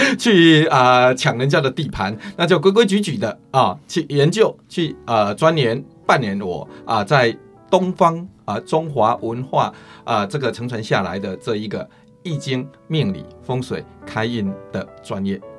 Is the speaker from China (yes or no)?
no; Chiayi coastal countryside, Chiayi County, Taiwan; 我是民国五十八年出生的。是。啊，那我是出生在嘉义海边乡下